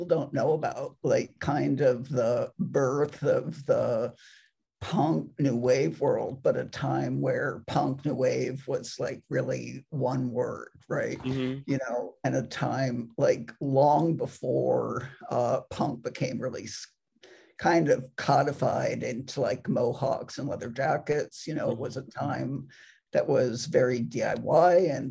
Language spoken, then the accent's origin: English; Massachusetts, United States; moved away as an adult; also born or lived in Syracuse, New York / Michigan; now in Minnesota, United States; I grew up in Mass. And, you know, for the first 18 years of my life